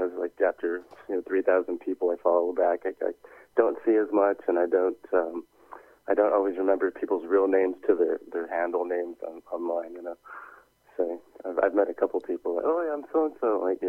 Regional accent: Oakland, California, United States; moved away as an adult; now in United Kingdom; I was born and raised in Oakland

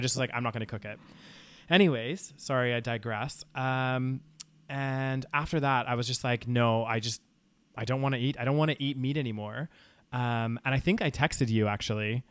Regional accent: Calgary, Alberta, Canada; moved away as an adult; now in United Kingdom; growing up in Calgary

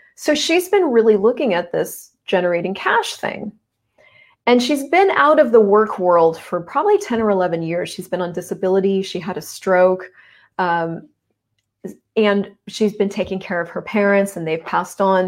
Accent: United States; moved away as an adult; now in Canada; I'm American. I moved up to Canada.

